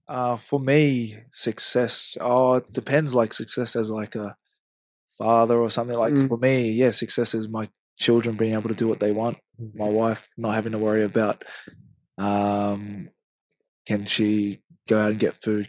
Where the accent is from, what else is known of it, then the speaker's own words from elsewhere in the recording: Hamilton, Waikato, New Zealand; moved away; I grew up in Hamilton, it's still Mm. Like New Zealand's home for me